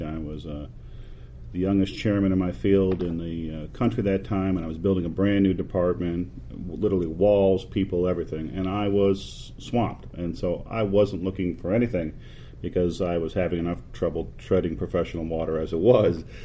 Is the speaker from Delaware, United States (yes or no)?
no; Detroit, Michigan, United States; moved away as an adult; also born or lived in Pittsburgh; now in Texas, United States; I grew up in the Detroit area